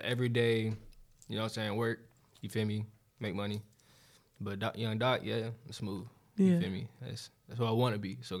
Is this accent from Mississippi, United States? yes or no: no; Charlotte, North Carolina, United States; Yeah. Big 704 shit.